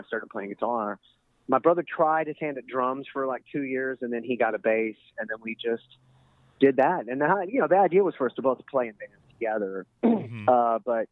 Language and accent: English; Texas, United States; we're from Texas and because we're from a little town, a little podunk